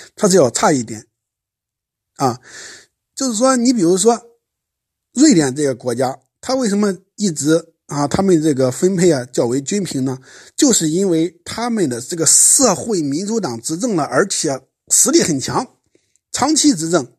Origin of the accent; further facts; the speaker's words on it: China; 相对于我们中国人来说